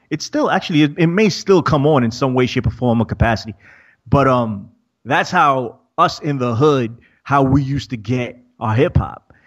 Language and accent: English; New York, United States; I'm from New York